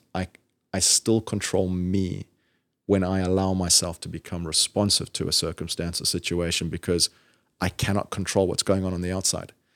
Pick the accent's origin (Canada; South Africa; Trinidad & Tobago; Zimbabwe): Zimbabwe; now in Georgia, United States; when I was little, growing up in Zimbabwe